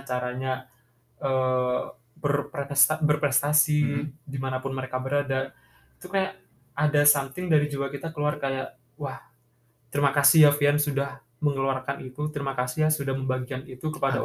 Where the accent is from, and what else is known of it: Bangkalan, East Java, Indonesia